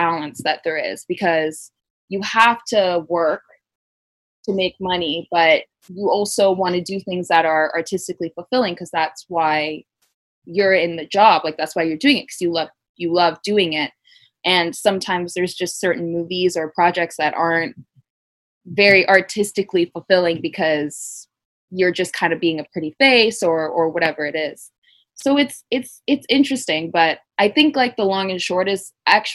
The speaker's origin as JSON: {"language": "English", "town": "Vancouver", "region": "British Columbia", "country": "Canada", "tie": "born or raised there", "moved": "as an adult", "said": "I grew up in Vancouver, which is like a walking city"}